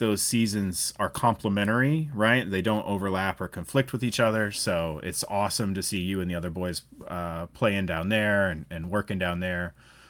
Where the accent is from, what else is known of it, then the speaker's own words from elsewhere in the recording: United States; So is it the from my understanding as an American, the fans are the NPC is like a very regional competition, right?